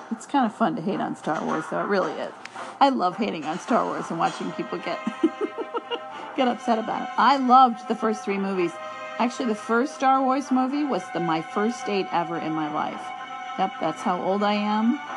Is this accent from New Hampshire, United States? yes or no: no; New York City, New York, United States; moved away; I'm from New York originally